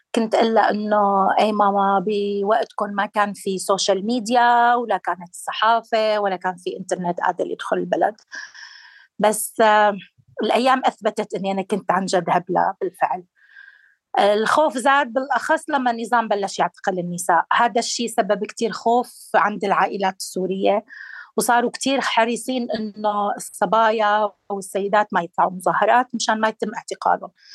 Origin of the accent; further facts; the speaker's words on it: Darayya, Rif Dimashq, Syria; واحدة من منظمين المظاهرات السلمية بمدينتي بدارية